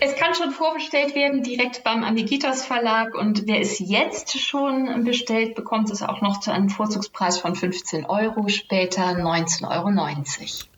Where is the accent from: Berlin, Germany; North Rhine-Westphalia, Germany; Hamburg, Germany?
Hamburg, Germany; gebürtige Hamburgerin.